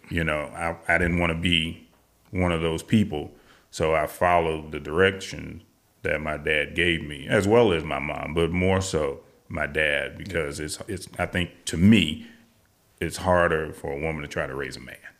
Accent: St. Louis, Missouri, United States; moved away as an adult; also born or lived in Colorado / California; now in Texas, United States; Originally, I am from Saint Louis, Missouri, born and raised, uh, back in nineteen sixty-five. And I lived there until I was in my early thirties

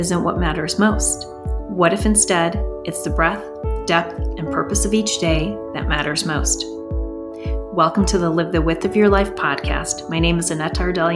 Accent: United States; English is a second language; I immigrated to the States as a young child with my parents right before kindergarten

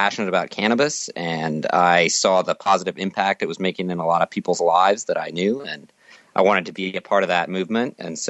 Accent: Phoenix, Arizona, United States; I'm actually from Phoenix originally, and I went to high school downtown at Arizona School for the Arts

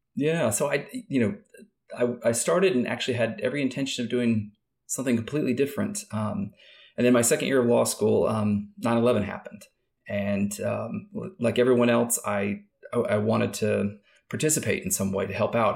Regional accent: Kansas, United States; moved away; also born or lived in California; I grew up in Kansas.

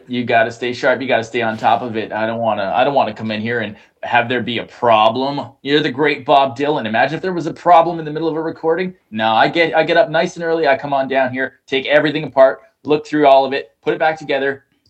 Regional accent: Canada; I'm proudly Canadian, and I represent it all the time.

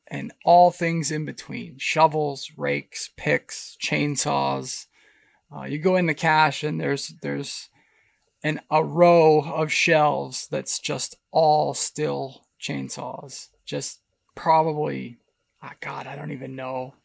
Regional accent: Pennsylvania, United States; moved away; also born or lived in Boise, Idaho; Growing up in Pennsylvania, we had this massive white pine tree in the backyard

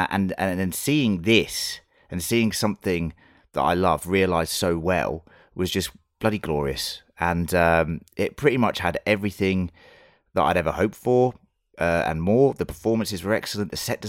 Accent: United Kingdom; being British

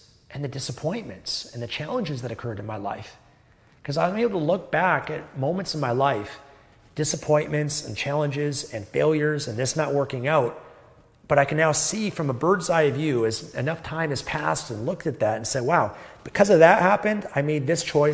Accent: Canada; I was born in Canada, a first world developed country

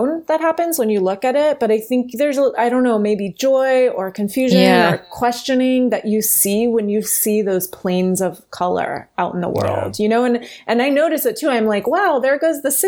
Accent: East Coast, United States; now in Los Angeles, United States

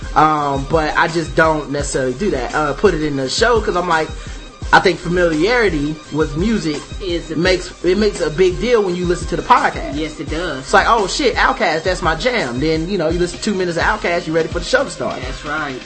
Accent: Charlotte, North Carolina, United States; born or raised there

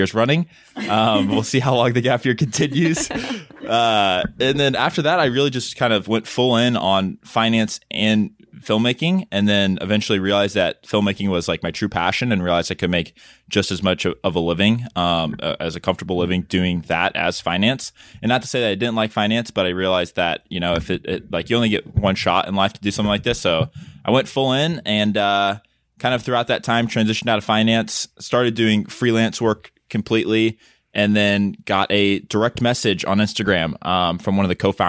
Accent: Midwest, United States; we're Caucasian family from the Midwest

